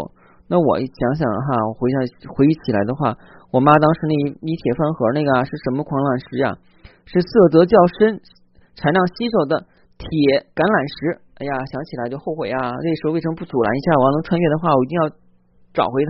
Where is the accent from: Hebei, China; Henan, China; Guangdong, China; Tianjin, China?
Hebei, China; Zhangjiakou; 当时因为我家那个时候老家在山区嘛，啊，也不就是山区旁边的一个小山城啊。那个山城在哪儿呢？是即将举行冬奥会的那个城市啊！大家要是关注这些的话，应该知道我的家乡在哪儿了啊！因为我当时在那边居住。